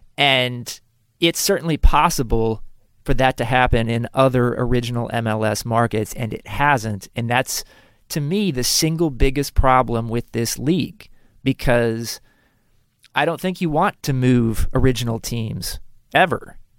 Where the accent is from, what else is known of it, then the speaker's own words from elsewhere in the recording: Kansas City, United States; I'm from Kansas City.